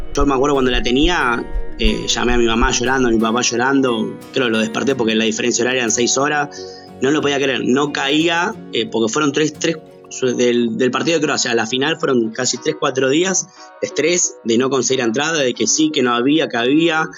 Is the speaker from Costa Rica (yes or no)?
no; Argentina; lo que somos los argentinos